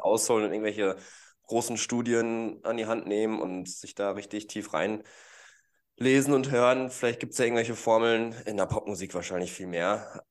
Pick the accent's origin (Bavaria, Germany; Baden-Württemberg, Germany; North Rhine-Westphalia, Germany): North Rhine-Westphalia, Germany; Gütersloh; moved away; ursprünglich bin ich aus Gütersloh, ist ja nicht so weit weg